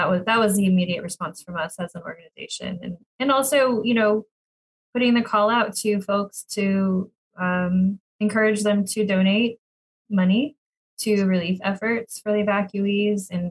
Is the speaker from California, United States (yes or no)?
yes; Sacramento, California, United States; I grew up in Sacramento